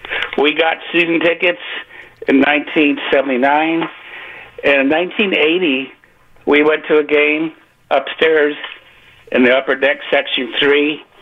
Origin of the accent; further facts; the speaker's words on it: San Francisco, California, United States; now in Hayward, United States; I grew up in San Francisco. Started watching Niners games when I was with, you know, living with my dad. when I was 12 years old.